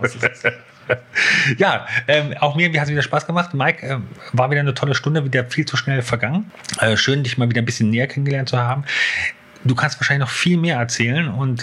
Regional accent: Hanover, Lower Saxony, Germany; moved away; in Hannover. Und äh, ja, aber schon so da, wo ich, wo ich groß geworden bin

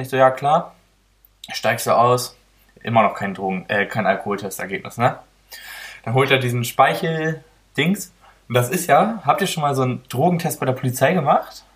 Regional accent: Oldenburg, Lower Saxony, Germany; ich komme ja nicht hierher, sehen Sie ja, ich komme aus Oldenburg

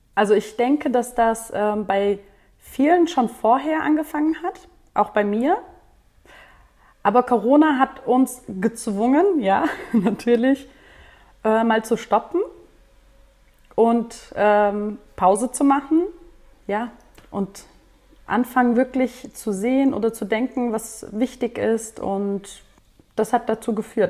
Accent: Wiesbaden, Hesse, Germany; hier in Deutschland, da wo ich aufgewachsen bin, in Wiesbaden

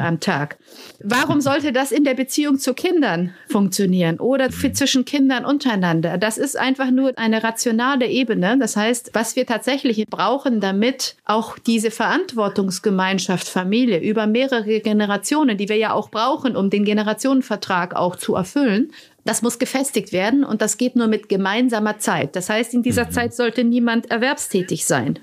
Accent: Romania; now in Germany; Rumänien das gemacht, wo ich herkomme

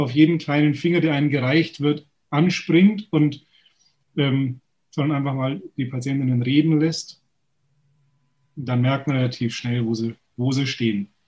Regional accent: Munich, Bavaria, Germany; komme aus München, bin geboren in München, praktiziere in der Nähe von München

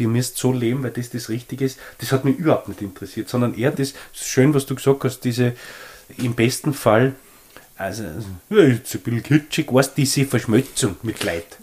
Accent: Leoben, Styria, Austria; ich bin ja in Leoben aufgewachsen, super aufgewachsen

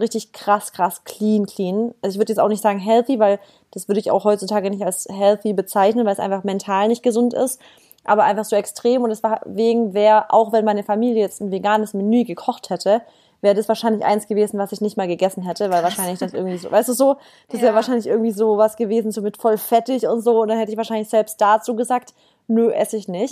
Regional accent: Stuttgart, Baden-Württemberg, Germany; moved away as an adult; now in Berlin, Germany; ich komme eigentlich aus dem, aus dem Süden Deutschlands, also aus Baden-Württemberg, Stuttgart. Bin jetzt wegen äh, meinem Freund nach Berlin gezogen

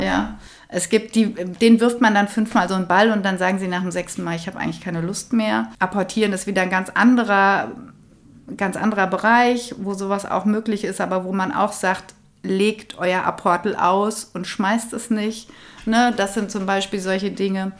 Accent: Kronberg, Hesse, Germany; moved away as an adult; Ich bin hier auch im Taunus groß geworden. In Kronberg, da bin ich ja jetzt wieder

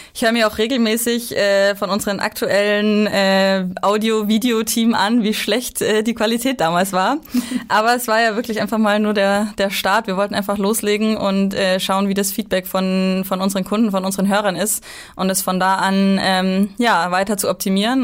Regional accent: Bavaria, Germany; moved away; ich bin aus Bayern, deswegen habe ich eine, eine ziemlich weite ähm, Heimreise

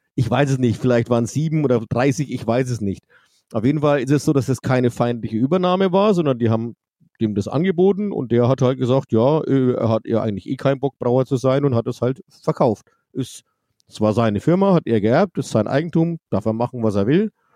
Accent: Forchheim, Bavaria, Germany; Ich bin in Forchheim geboren. Das ist zwar nur 15 Kilometer weg, aber genau zwischendrin ist die Grenze. Ich bin Oberfranke

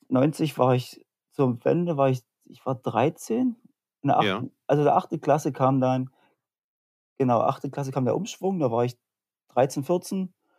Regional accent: Senftenberg, Brandenburg, Germany; ich komme eigentlich, also wie es gerade im Anspieler auch schon war, Senftenberg. Ja. Also wenn man es so will, aus einem kleinen Vorort, wenn Senftenberg einen Vorort hat

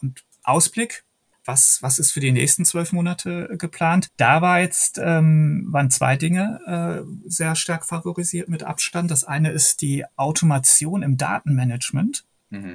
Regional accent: Hagen, North Rhine-Westphalia, Germany; moved away; Ich stamme ja aus Hagen in Westfalen

